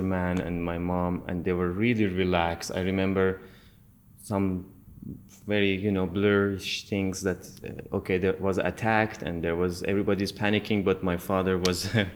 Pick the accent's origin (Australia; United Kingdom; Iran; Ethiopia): Iran; Tehran, Tehran Province; also born or lived in India; now in Turkey; I born in Tehran.